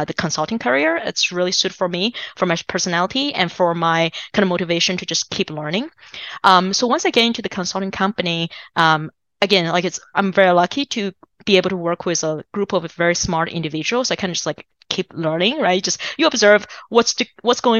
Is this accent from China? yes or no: yes; China; English is a second language; now in United States; so I'm originally from China